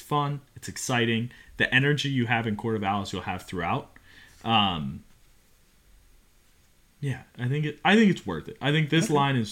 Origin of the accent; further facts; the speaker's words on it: Cincinnati, Ohio, United States; moved away; Cincy is my stomping ground. That's where I grew up. I grew up in Cincinnati